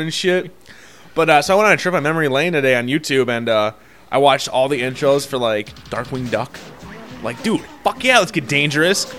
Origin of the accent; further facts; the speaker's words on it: United States; I'm an American. I'm American.